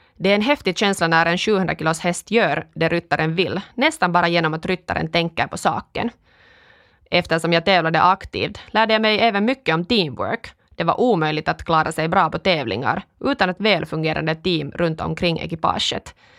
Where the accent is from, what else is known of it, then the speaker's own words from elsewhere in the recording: Kuopio, North Savo, Finland; first language Finnish; Swedish is a second language; moved away as an adult; also born or lived in Stockholm, Sweden; now in Espoo, Finland; jag kommer från Kuopio, där jag vuxit upp i en finskspråkig familj